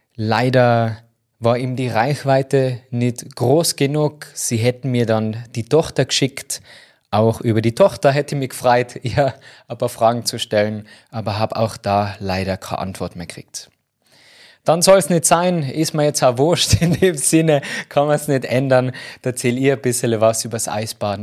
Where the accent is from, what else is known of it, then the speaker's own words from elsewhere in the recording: Tyrol, Austria; da bei uns in Tirol